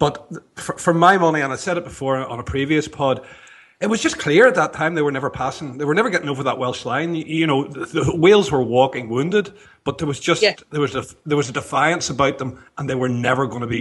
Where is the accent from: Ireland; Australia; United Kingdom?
Ireland; I'm Irish.